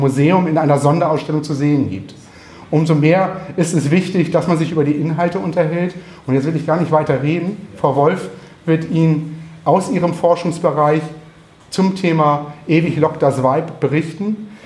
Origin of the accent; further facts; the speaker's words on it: Northern Germany, Germany; Wir Norddeutschen